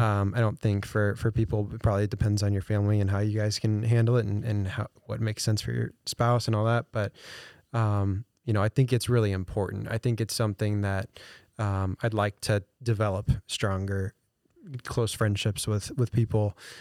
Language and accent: English; St. Louis, Missouri, United States; moved away as an adult; now in Des Moines, United States; I'm not from Des Moines. Um, I'm a transplant here from, uh, Saint Louis area.